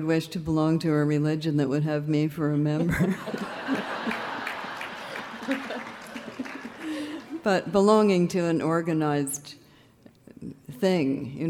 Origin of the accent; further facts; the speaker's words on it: Canada; I'm from Canada